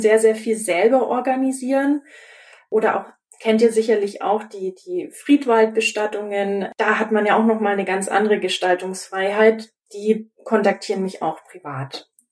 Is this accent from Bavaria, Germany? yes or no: yes; Augsburg, Bavaria, Germany; also born or lived in Munich; now in Nuremberg, Germany; Geboren bin ich in Augsburg